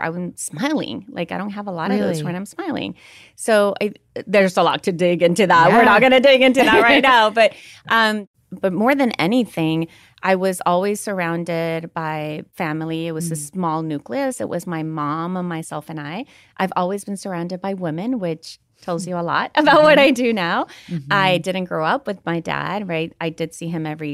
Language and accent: English; San Salvador, El Salvador; moved away; We grew up in El Salvador and we grew up in a privileged society because it was during the Civil War and I was in the capital